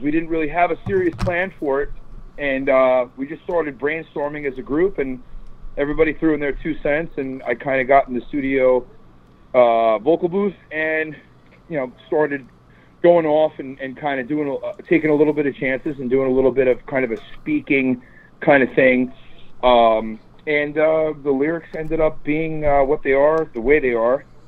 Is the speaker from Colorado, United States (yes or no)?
no; New York suburbs, United States; I'm from the New York suburbs